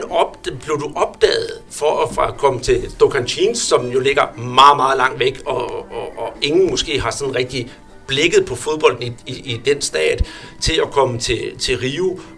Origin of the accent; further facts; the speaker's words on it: Kalundborg, Zealand, Denmark; jeg kommer selv fra Kalumborg